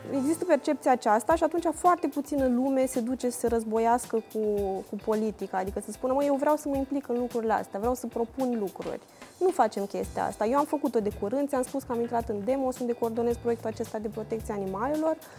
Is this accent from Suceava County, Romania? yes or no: yes; Suceava, Suceava County, Romania; La noi în Moldova, de exemplu, eu sunt din Suceava